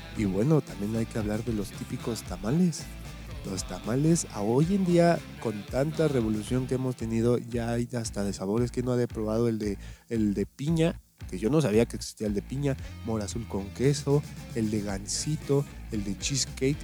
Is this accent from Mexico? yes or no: yes; Mexico; somos mexicanos